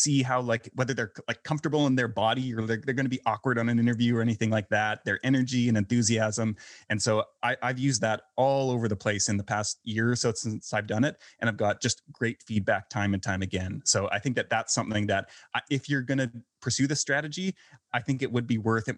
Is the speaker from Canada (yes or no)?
yes; Canada; moved away as an adult; also born or lived in Vancouver, Canada; now in Belgrade, Serbia; I'm originally from Canada